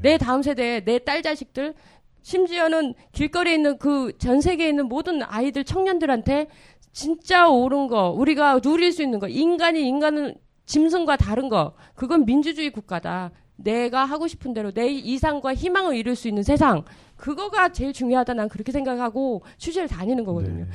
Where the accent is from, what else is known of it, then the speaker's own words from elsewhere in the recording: South Korea; 한국 취재진으로서